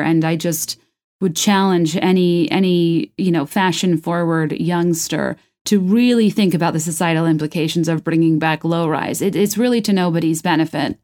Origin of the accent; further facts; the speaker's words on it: Virginia, United States; I'm from Virginia. I only know the place I grew up in.